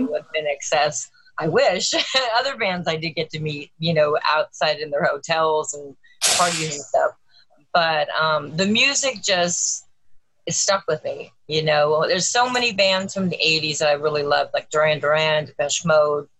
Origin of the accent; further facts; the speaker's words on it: Los Angeles, California, United States; I grew up in Los Angeles, um, in California